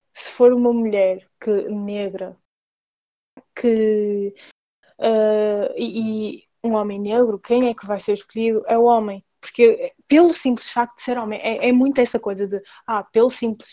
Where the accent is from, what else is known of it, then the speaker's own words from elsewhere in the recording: Portugal; eu nasci em Portugal